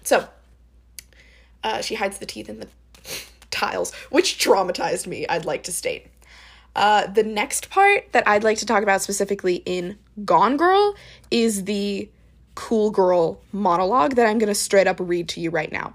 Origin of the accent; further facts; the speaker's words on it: the South, United States; I'm from the South